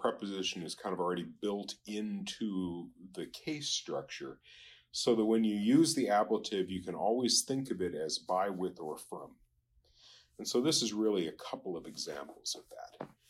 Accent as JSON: {"language": "English", "country": "Japan", "tie": "born or raised there", "said": "I was noticing, you know, I grew up in Japan, and in Japanese, nai is a negation."}